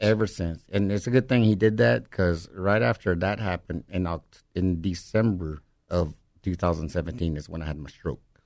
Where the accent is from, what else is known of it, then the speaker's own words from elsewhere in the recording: Livingston, Texas, United States; I'm from the Alabama Corsada Indian Reservation, Livingston, Texas.